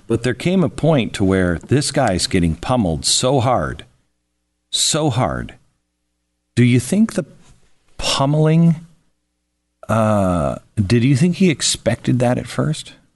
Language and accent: English; Pacific Northwest, United States; also born or lived in California; growing up in California, then Oregon, uh, I grew up in the Pacific Northwest.